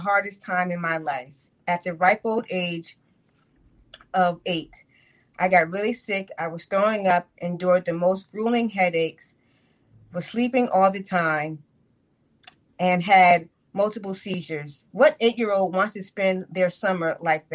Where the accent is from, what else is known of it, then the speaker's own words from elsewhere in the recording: New York, United States; I grew up in New York